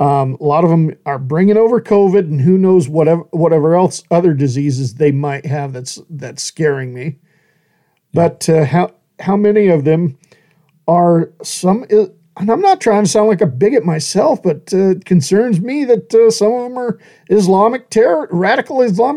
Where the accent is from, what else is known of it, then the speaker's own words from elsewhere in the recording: Australia; They said, are you American? I said, nah, I'm bloody Australian.